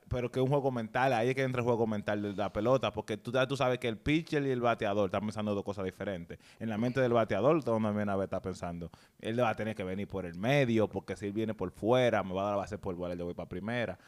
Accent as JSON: {"language": "Spanish", "region": "San Cristóbal", "country": "Dominican Republic", "moved": "yes", "lives_now": "New York, United States", "said": "yo soy de San Cristóbal"}